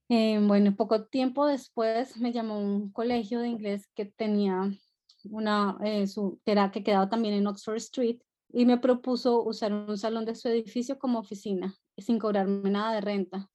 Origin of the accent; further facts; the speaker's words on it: Colombia; moved away as an adult; now in London, United Kingdom; Nací en Colombia, eh, viví en Colombia hasta los 24 años